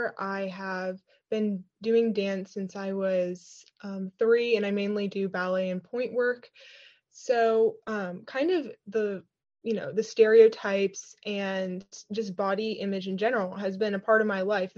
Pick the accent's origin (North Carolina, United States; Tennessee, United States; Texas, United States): Tennessee, United States; Nashville; I'm from Nashville, Tennessee